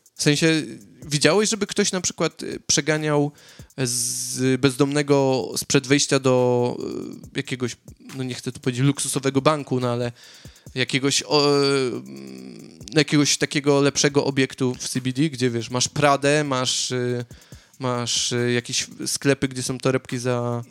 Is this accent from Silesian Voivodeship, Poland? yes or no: yes; Katowice, Silesian Voivodeship, Poland; moved away as an adult; now in Sydney, Australia; ja jestem z, Katowi z Katowic